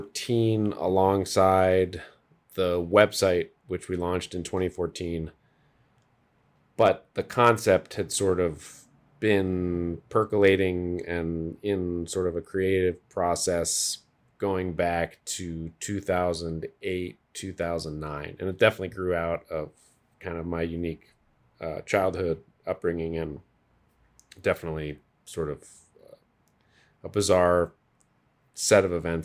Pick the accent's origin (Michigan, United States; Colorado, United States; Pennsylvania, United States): Colorado, United States; also born or lived in Scotland / France; So I was born in Scotland, then we went to France, and then I got to Colorado at 6 months old.